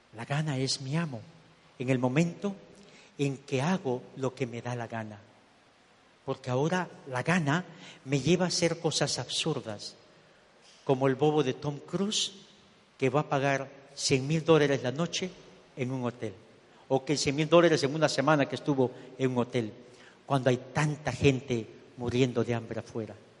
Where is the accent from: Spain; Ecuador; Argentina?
Ecuador; moved away as an adult; also born or lived in Miami; now in United States; me regresé para Ecuador, yo soy ecuatoriano.